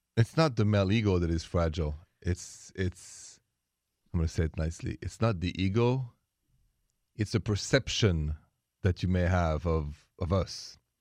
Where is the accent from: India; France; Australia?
France; moved away as an adult; now in United States; I'm from France